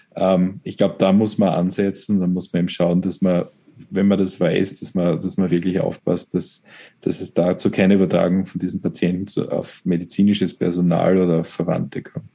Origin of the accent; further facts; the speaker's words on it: Styria, Austria; als Steirer